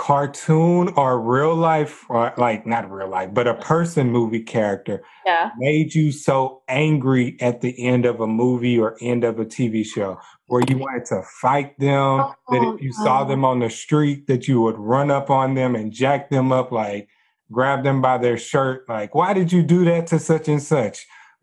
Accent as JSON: {"language": "English", "region": "Texas", "country": "United States", "said": "I'm from Texas."}